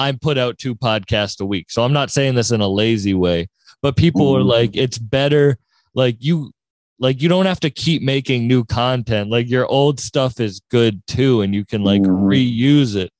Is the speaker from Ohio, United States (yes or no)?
no; Massachusetts, United States; we're both from Massachusetts